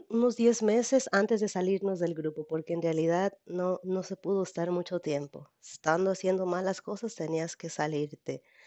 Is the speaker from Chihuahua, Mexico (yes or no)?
no; Jalisco, Mexico; now in Rialto, United States; yo soy de México, exactamente de, de Jalisco. Mi capital es Guadalajara, soy de Jalisco